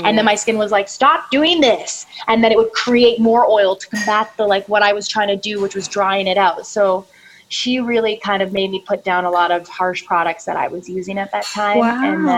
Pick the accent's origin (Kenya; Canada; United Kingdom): Canada; now in Los Angeles, United States; And when I came into LA from Canada, I don't know what it was, probably like stress, nerves, different air quality, all of that.